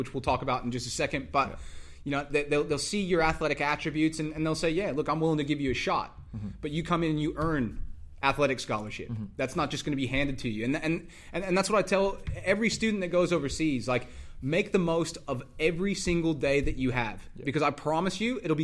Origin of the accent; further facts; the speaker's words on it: Dallas, Texas, United States; moved away as an adult; also born or lived in Louisiana / Iowa; I grew up in Dallas